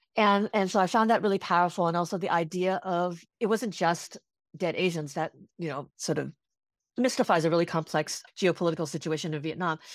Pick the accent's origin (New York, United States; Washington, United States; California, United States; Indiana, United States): California, United States; I grew up in California too